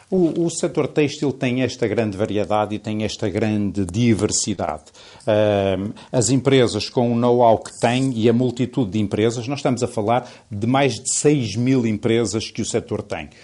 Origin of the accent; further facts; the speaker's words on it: Portugal; nós somos portugueses